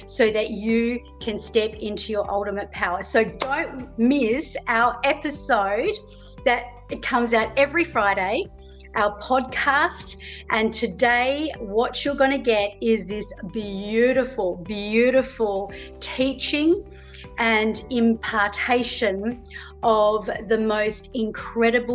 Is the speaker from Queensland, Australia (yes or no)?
no; Melbourne, Victoria, Australia; moved away; I was born over there. I was born in Melbourne